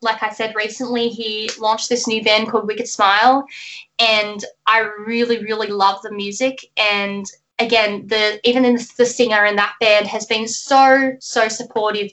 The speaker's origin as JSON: {"language": "English", "town": "Melbourne", "region": "Victoria", "country": "Australia", "tie": "born or raised there", "said": "where I grew up, um, Melbourne, Australia is right at the bottom of, of Australia. So that's where I've grown up"}